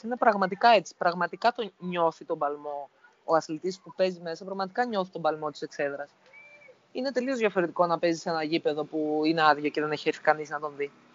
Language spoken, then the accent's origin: Greek; Greece; σαν Έλληνες